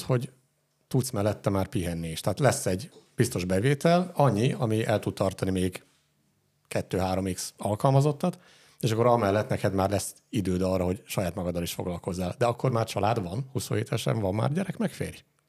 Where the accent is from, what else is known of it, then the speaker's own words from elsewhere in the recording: Dunaújváros, Fejér, Hungary; Itt Dunajvárosban milyen élni? Ez azért fura saját szempontból, mert itt születtem